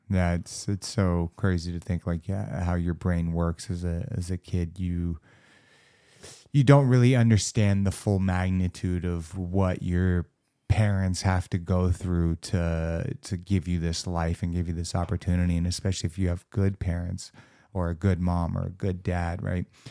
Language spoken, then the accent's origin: English; Los Angeles, California, United States; born and raised in Los Angeles, fucking California